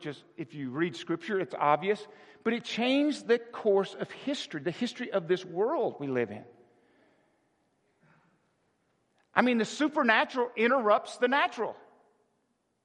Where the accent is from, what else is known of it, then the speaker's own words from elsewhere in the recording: Arkansas, United States; I was born in Arkansas in a town of 400